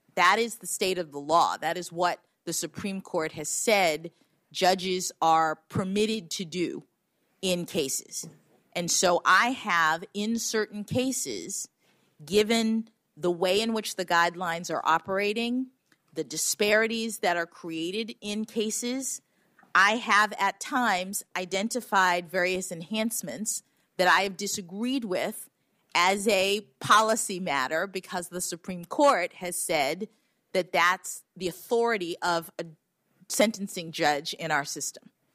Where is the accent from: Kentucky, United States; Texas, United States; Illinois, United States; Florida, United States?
Florida, United States; my reality growing up in Florida